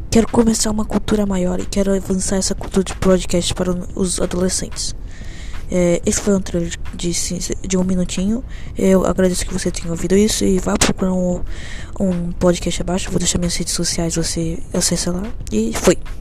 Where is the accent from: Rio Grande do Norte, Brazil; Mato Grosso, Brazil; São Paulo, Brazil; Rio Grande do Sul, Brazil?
São Paulo, Brazil; sou de São Paulo